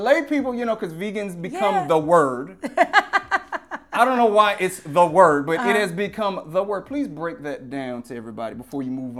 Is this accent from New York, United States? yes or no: no; Louisiana, United States; Again, I'm from Louisiana, so I eat Memphis style pork, beef, all of that.